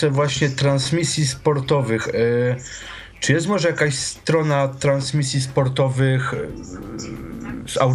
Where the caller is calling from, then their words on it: Katowice, Silesian Voivodeship, Poland; E, witam, jestem z Katowic.